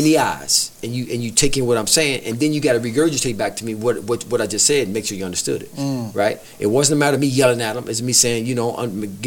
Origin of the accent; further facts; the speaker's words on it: Detroit, Michigan, United States; I grew up in Detroit, east side of Detroit